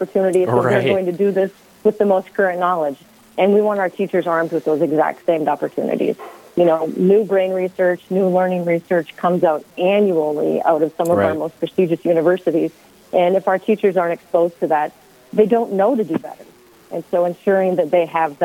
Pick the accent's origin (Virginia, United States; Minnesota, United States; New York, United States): Minnesota, United States; Bemidji; moved away; I grew up in the area. I'm from Bemidji, and so this is a bit of a coming home for me